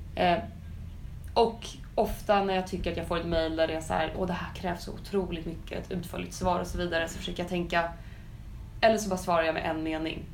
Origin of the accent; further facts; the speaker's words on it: Sweden; vi svenskar